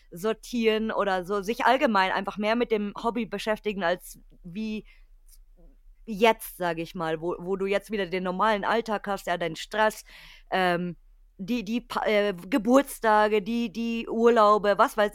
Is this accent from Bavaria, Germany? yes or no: yes; Bavaria, Germany; Weil bei uns in Bayern ist ja hier ganz klassisch, hier König Ludwig und so, Schloss